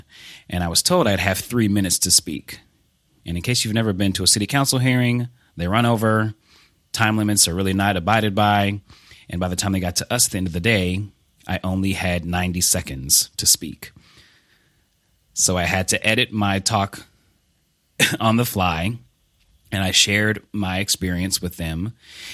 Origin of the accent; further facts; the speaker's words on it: Blue Springs, Missouri, United States; I am originally from Blue Springs, Missouri, which is a small suburb outside of Kansas City, Missouri. I was born and raised there.